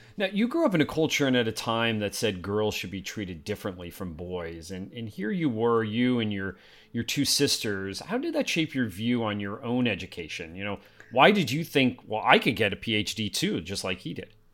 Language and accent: English; Wilkes-Barre, Pennsylvania, United States; I grew up in Pennsylvania